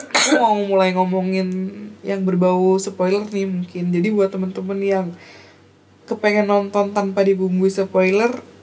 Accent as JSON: {"language": "Indonesian", "region": "Java", "country": "Indonesia", "said": "kita orang Jawa yang aneh banget"}